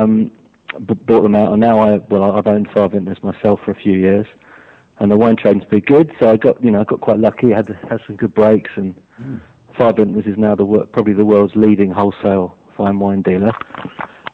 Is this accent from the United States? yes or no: no; London, United Kingdom; I come from Crystal Palace, from South London